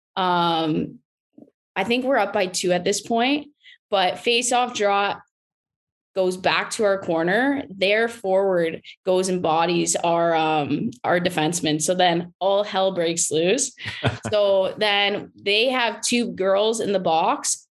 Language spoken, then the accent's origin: English; St. Thomas, Ontario, Canada; I am from St. Thomas. So just around the corner from obviously London, watching the London Knights was our team